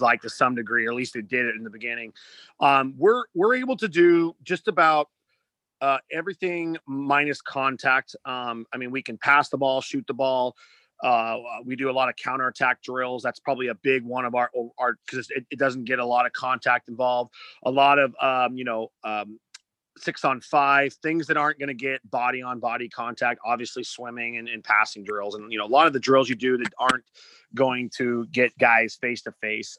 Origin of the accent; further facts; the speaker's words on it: Seattle, Washington, United States; moved away as an adult; also born or lived in Davis, California; When I grew up in Washington, uh, I played club water polo